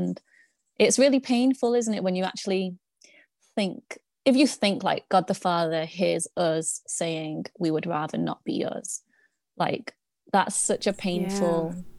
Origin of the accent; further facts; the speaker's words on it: United Kingdom; now in Manchester, United Kingdom; I'm a daughter of the King first. I'm a child of God first. You know, it just happens that I'm Chinese, like doesn't, and I was born in Britain